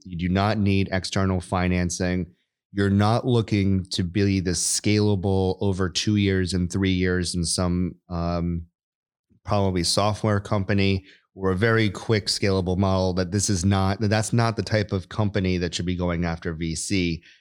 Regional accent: New York, United States; moved away as an adult; I grew up in New York, went to the Air Force Academy for undergrad

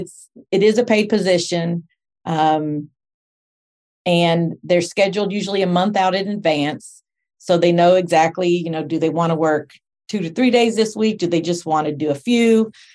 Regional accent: Texas, United States; moved away as an adult; also born or lived in Spring, Texas; now in Portland, Tennessee, United States; I'm from Texas

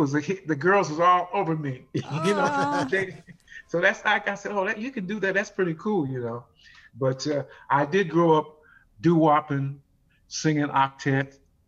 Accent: San Diego, California, United States; Growing up, I grew up in San Diego.

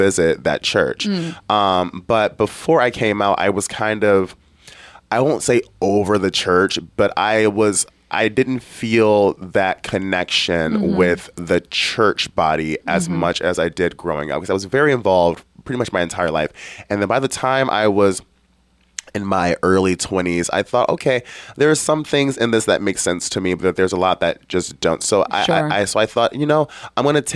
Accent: Detroit, Michigan, United States; I grew up in Detroit, Michigan

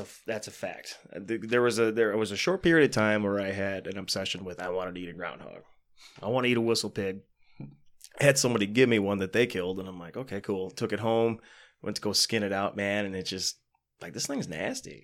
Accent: United States; I grew up in the Buchanan area, South mm-hmm. South County

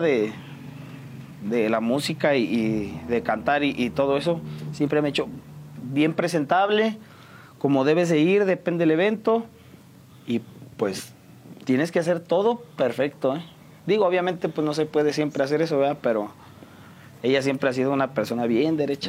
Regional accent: San Juan del Río, Querétaro, Mexico; De aquí de San Juan del Río, orgullosamente sanjuanense

